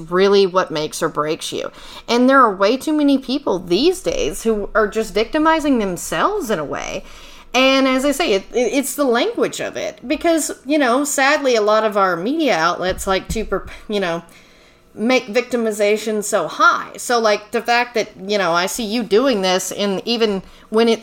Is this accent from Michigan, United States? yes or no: no; Texas, United States; moved away; I'm from Texas